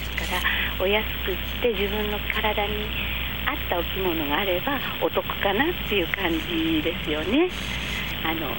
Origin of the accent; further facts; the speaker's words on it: Kodaira, Tokyo, Japan; 小さい頃からこの町にずっと生まれ育って